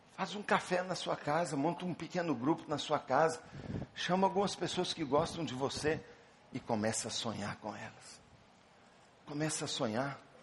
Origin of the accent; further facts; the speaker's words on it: Belo Horizonte, Minas Gerais, Brazil; Eu sou de Belo Horizonte